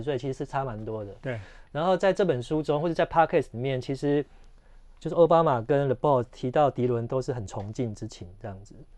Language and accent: Chinese; Taiwan; 其实我们是台湾人